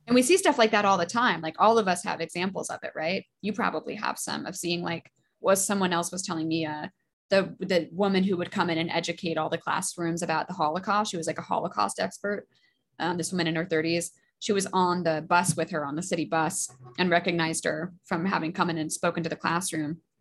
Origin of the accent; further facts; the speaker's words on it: Alaska, United States; also born or lived in Boston; now in New York, United States; I'm from Alaska